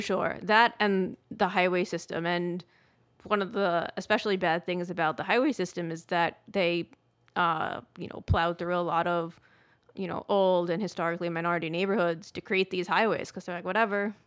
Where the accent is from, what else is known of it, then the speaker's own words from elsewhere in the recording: United States; moved away as an adult; also born or lived in Atlanta, United States; I grew up in New York and New Jersey my whole life